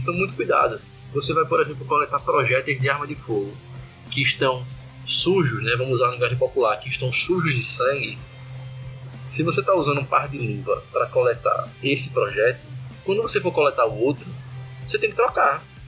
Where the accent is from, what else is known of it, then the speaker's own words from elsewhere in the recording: Recife, Pernambuco, Brazil; moved away; also born or lived in Alagoas; sou pernambucano, recifense